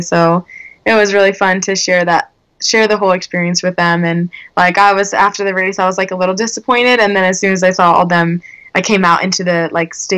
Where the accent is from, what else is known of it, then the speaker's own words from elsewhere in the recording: St. Louis, Missouri, United States; where I grew up in St. Louis